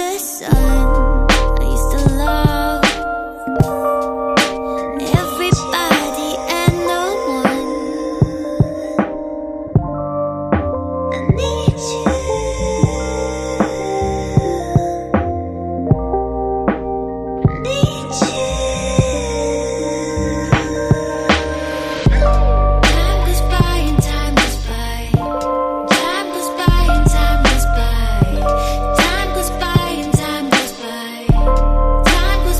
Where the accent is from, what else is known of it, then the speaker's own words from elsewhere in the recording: Blackburn, North West England, United Kingdom; now in St Annes, United Kingdom; I'm from Blackburn originally, but I live in St. Anne's